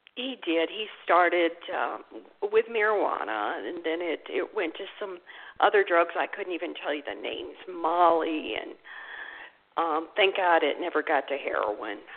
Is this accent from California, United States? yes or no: no; St. Louis, Missouri, United States; I was born and raised in St. Louis